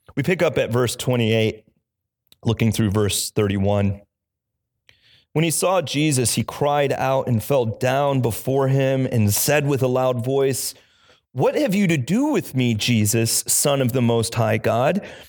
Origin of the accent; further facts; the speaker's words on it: Illinois, United States; now in Cape Cod, United States; I grew up in the Midwest in Illinois